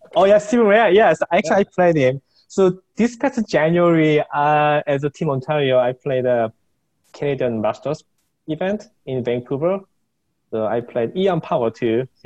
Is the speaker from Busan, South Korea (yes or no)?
no; Seoul, South Korea; I was born and raised in Seoul.